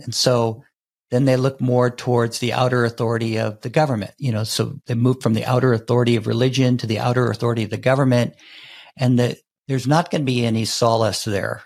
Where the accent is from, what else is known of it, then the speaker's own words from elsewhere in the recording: United States; growing up in the United States